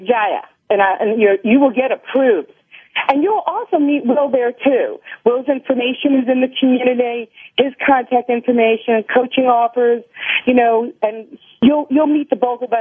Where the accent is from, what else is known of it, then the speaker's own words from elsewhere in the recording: New York, United States; I'm from New York